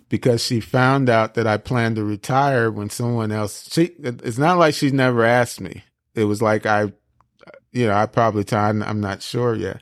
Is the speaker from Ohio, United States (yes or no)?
no; Seaside, California, United States; moved away as an adult; also born or lived in France; now in Tennessee, United States; I was born in France. Uh, but I was raised in Seaside